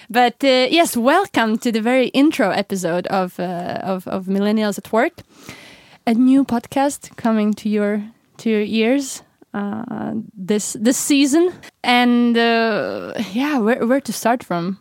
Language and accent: English; Latvia; moved away as an adult; now in Stockholm, Sweden; I'm originally from Latvia, um, which is one of the Baltic states, and I moved to Sweden, um, about four years ago.